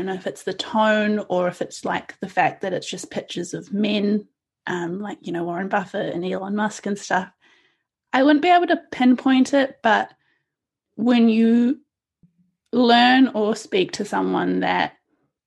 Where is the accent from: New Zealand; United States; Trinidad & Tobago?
New Zealand; also born or lived in India; I came to New Zealand when I was 2 years old with my parents, and we came from India